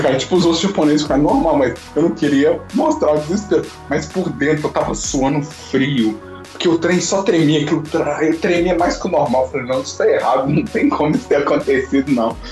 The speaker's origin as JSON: {"language": "Portuguese", "country": "Brazil", "moved": "yes", "said": "eu sou brasileiro"}